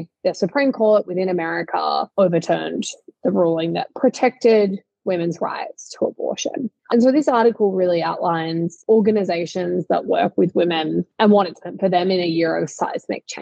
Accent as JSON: {"language": "English", "country": "Australia", "said": "in Australia, my home country"}